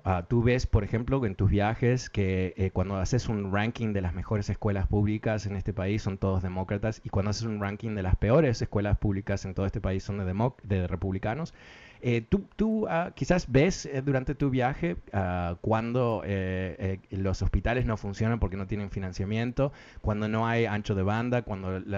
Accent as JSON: {"language": "Spanish", "country": "Uruguay", "moved": "yes", "lives_now": "Washington, United States", "said": "yo soy de Uruguay"}